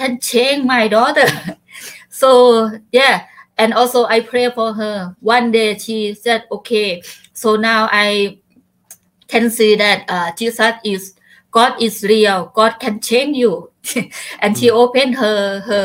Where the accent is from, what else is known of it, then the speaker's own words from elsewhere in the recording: Chaiyaphum, Thailand; English is a second language; I back home in my hometown in Chaiyaphum province